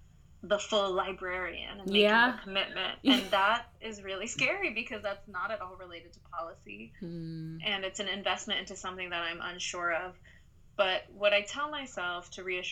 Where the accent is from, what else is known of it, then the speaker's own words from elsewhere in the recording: Gwangju, South Korea; moved away; My mother is Korean, and I grew up in this town called Gwangju